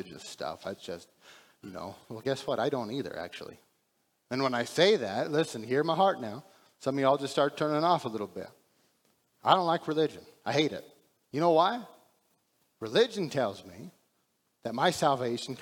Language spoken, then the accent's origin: English; Texas, United States; we're from Texas